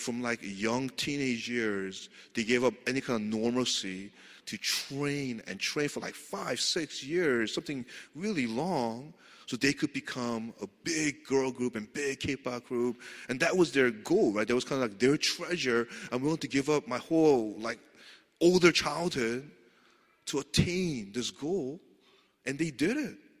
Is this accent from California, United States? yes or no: no; New York City, New York, United States; moved away; I grew up in Queens